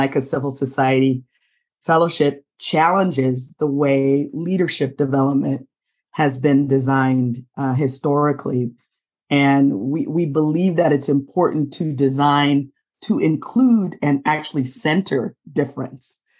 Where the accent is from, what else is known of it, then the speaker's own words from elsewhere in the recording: Los Angeles, California, United States; I am sitting in my hometown of Los Angeles, California. I was born here, actually born in South Los Angeles